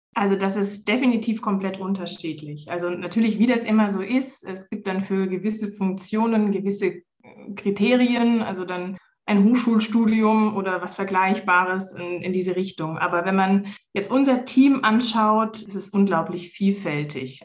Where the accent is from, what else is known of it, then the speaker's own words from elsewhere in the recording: Swabian Jura, Baden-Württemberg, Germany; moved away as an adult; also born or lived in Palatinate; now in Konstanz, Germany; Ich bin in der Pfalz geboren, und bin dann mit fünf Jahren auf die Schwäbische Alb verzogen worden